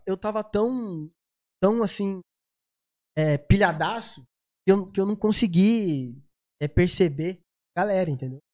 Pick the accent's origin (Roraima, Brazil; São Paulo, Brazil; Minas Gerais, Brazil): São Paulo, Brazil; São José dos Campos; also born or lived in Uberlândia; E vim pra cá pequeno